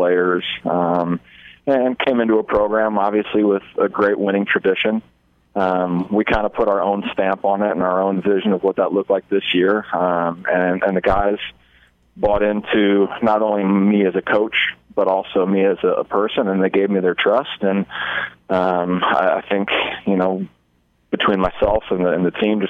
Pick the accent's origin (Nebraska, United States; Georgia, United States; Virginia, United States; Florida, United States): Nebraska, United States; Omaha; now in Hastings, United States